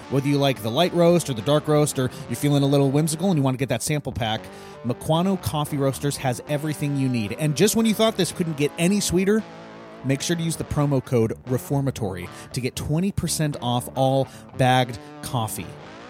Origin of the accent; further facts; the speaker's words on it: Tonasket, Washington, United States; I'm from Tenasket, though.